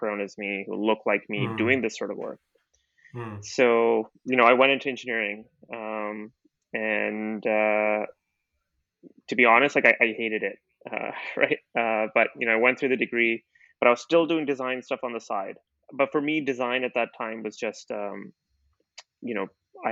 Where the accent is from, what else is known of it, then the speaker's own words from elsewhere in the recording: Calgary, Alberta, Canada; also born or lived in India / Middle East; I grew up in Calgary, Alberta